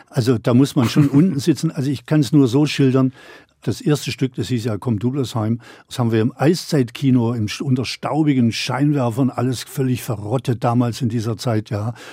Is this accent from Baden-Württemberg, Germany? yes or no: yes; Baden-Württemberg, Germany; also als Schwabe in Berlin damals das Maul aufzumachen, das war und dann noch auf einer, auf einer Bühne